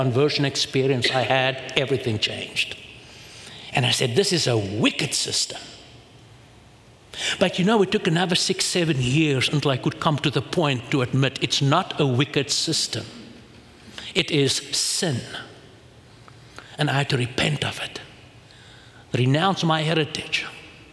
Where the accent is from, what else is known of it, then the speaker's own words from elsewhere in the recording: South Africa; I come from South Africa